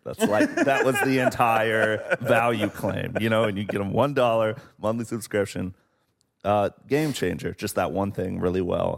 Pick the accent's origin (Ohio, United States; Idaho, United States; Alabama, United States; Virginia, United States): Ohio, United States; Portsmouth; moved away; where I'm from in Appalachia